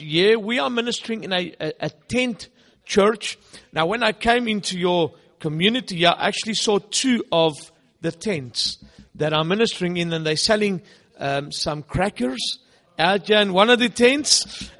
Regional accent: South Africa; first language Afrikaans; English is a second language; in our country we are Afrikaans speaking. I'm not English speaking in my country, even though we do some English sometimes.

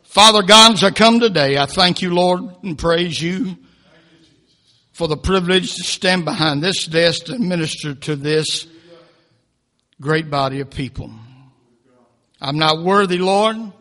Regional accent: United States; we were born and raised in America

